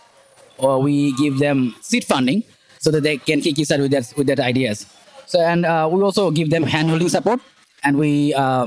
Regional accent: Dhaka, Dhaka Division, Bangladesh; I'm from Dhaka, Bangladesh.

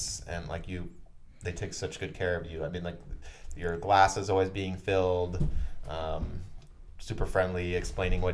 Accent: United States; growing up in America

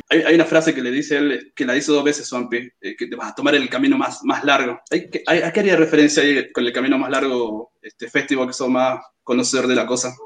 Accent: Jujuy, Argentina; soy de Jujuy.

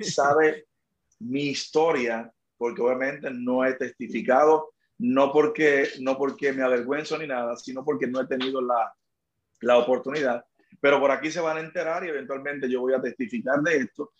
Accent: Magua, Dominican Republic; also born or lived in Sabana de la Mar, Dominican Republic; now in San Juan, Puerto Rico; Yo nací en una, en una ciudad llamada Sabana de la Mar, fue mi lugar de nacimiento, pero donde solamente nací allí una noche y al otro día me llevaron al campo donde me crié, se llama Magua, en el este de la República Dominicana.

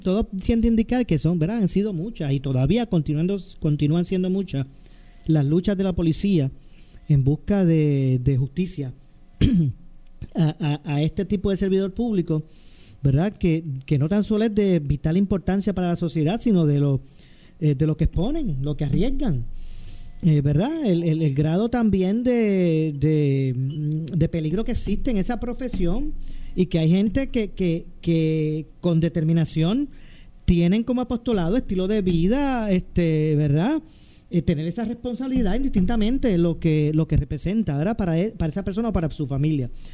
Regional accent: Ponce, Puerto Rico; yo soy ponceño

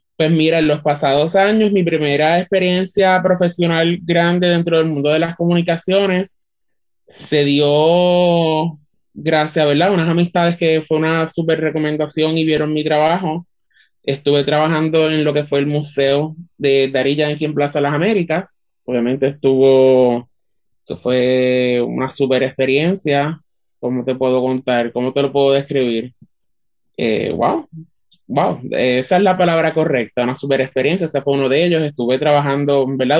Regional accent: Utuado, Puerto Rico; soy orgullosamente del pueblo de Utuado

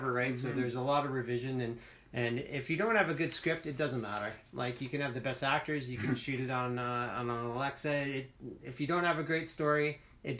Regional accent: Alberta, Canada; moved away; also born or lived in British Columbia; I was born and raised, I was born in Alberta. And, okay. But I lived in BC for a long time

